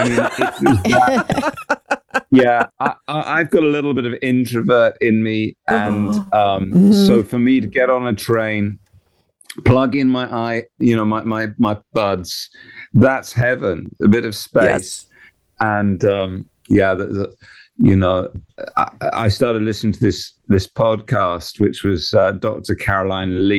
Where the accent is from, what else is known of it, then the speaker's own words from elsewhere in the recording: England, United Kingdom; we're English